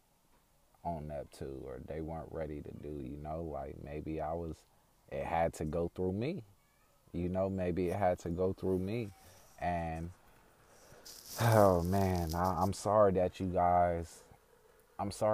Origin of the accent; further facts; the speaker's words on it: Oakland, California, United States; also born or lived in Vallejo, California; Growing up, I went to a few schools throughout Oakland, California before I moved to Vallejo in 2004, 2005.